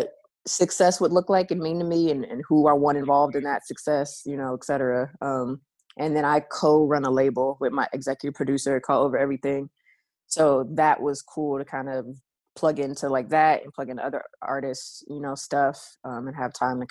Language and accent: English; San Francisco, California, United States; Born and raised in San Francisco